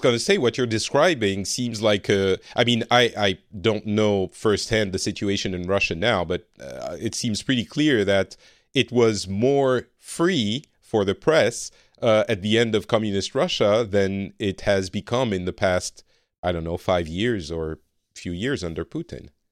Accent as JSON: {"language": "English", "country": "France", "moved": "as an adult", "lives_now": "Finland", "said": "I am from France originally, but I currently live in Finland and have been for a few years."}